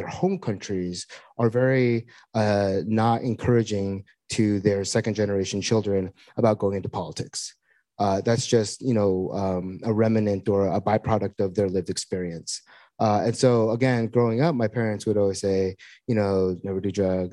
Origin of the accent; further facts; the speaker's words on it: Seattle, Washington, United States; moved away as an adult; I grew up here in Seattle, went to high school here, and spent many years in Washington, D.C.